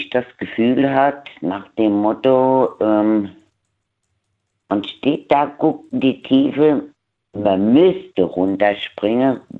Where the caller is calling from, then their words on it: Kaiserslautern, Rhineland-Palatinate, Germany; Ich bin aus Kaiserslautern.